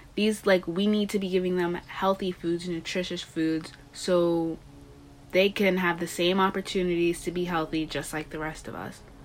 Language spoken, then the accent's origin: English; Long Island, New York, United States; I'm from Long Island, New York